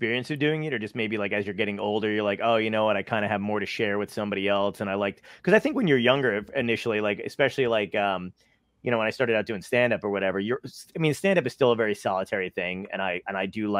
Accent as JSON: {"language": "English", "town": "New York City", "region": "New York", "country": "United States", "tie": "born or raised there", "moved": "yes", "said": "I lived in Brooklyn for a long time. I was born in Brooklyn or whatever."}